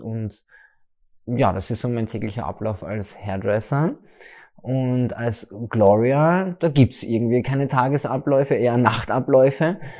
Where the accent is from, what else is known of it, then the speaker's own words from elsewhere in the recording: Leibnitz, Styria, Austria; now in Graz, Austria; ich komme ursprünglich aus der Südsteiermark, aus dem schönen Leibniz